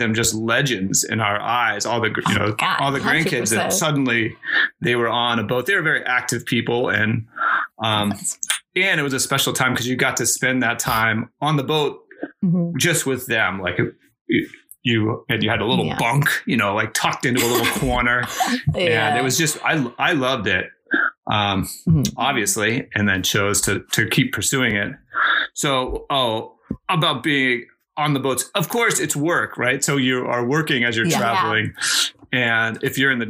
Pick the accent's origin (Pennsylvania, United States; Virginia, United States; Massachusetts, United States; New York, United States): Massachusetts, United States; Cape Cod; for many years I grew up in Cape Cod sailing